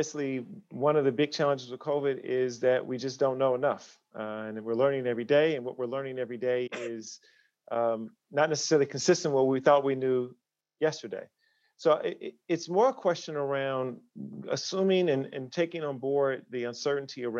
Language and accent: English; Chicago, Illinois, United States; moved away as an adult; now in Wellington, New Zealand; I'm from Chicago, America's my home country.